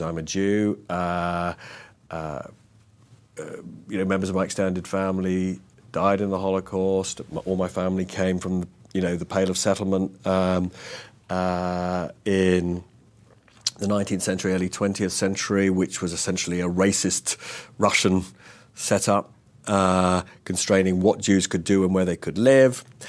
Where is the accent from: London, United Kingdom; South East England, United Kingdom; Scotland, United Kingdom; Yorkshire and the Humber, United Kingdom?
London, United Kingdom; I grew up and live in North London